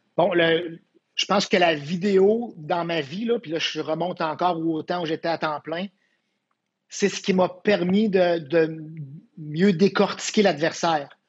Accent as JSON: {"language": "French", "town": "Quebec City", "region": "Quebec", "country": "Canada", "tie": "born or raised there", "said": "je viens de Québec, hein, une petite école secondaire, à peu près 500 élèves"}